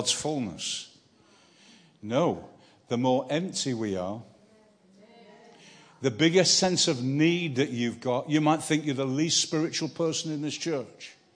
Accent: Manchester, North West England, United Kingdom; I'm from Manchester, a northerner.

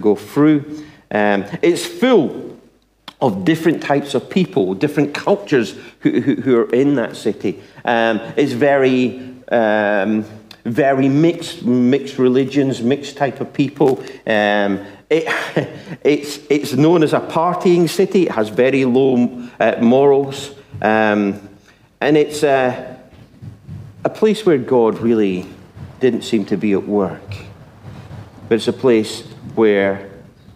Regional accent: Scotland, United Kingdom; now in England; I'm Scottish

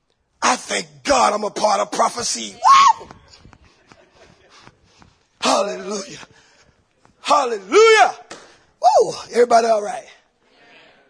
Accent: Columbia, South Carolina, United States; I'm from Columbia, South Carolina

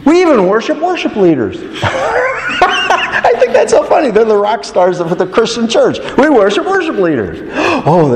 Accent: United States; Us Americans

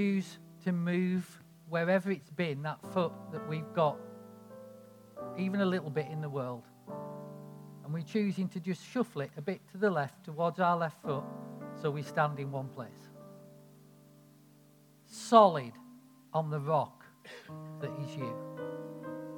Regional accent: United Kingdom; accent: northern; I'm sort of like this northern idiot

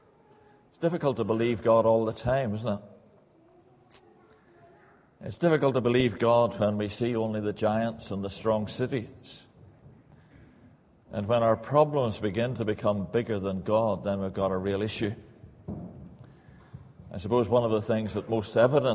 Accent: Northern Ireland, United Kingdom; moved away as an adult; now in England; Probably take you a wee while to get used to my accent. I was brought up in Northern Ireland, came over to England

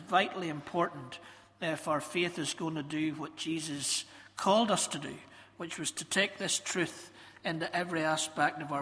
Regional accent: Ballymena, Northern Ireland, United Kingdom; I was from Ballymena, and as you know, from Ballymena, we know pretty much it all

